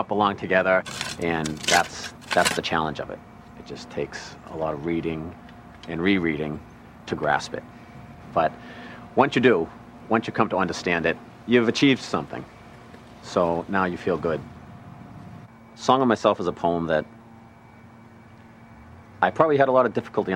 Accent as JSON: {"language": "English", "town": "Braintree", "region": "Massachusetts", "country": "United States", "said": "I'm from Braintree, Massachusetts, 34 years old"}